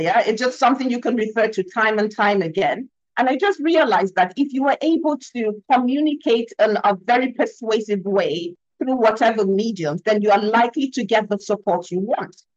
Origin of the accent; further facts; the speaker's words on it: Nigeria; I'm African. I'm from Nigeria. I'm based in I'm, I'm based in Lagos, Nigeria